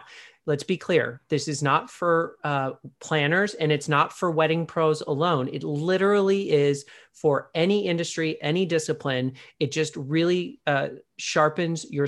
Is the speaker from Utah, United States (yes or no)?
no; California, United States; so I grew up in Southern California. I'm sort of, landlocked, although we have lakes here. We don't have an ocean, but I visit my sister on the southern coast of Texas.